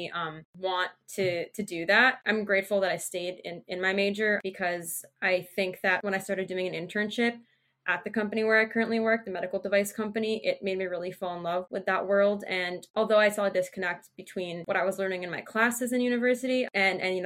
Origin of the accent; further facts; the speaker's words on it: New Jersey, United States; also born or lived in Massachusetts; I'm from New Jersey. I was actually born in Massachusetts, but I've lived in New Jersey for most of my life